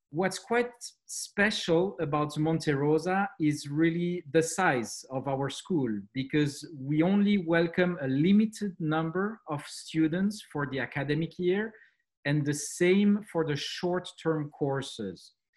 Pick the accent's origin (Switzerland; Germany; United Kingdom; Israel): Switzerland; accent: French; English is a second language; now in Montreux, Switzerland; as you can tell from my accent, uh, French uh, is uh, the, the main language that we speak here.